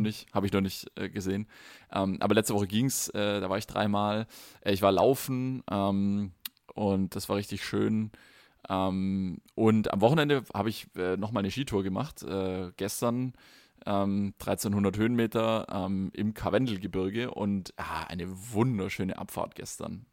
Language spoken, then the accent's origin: German; Germany; bei uns in Deutschland